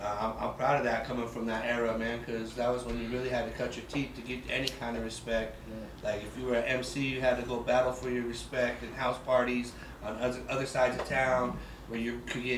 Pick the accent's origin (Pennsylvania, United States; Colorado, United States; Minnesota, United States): Colorado, United States; Denver; I'm from South Federal Block.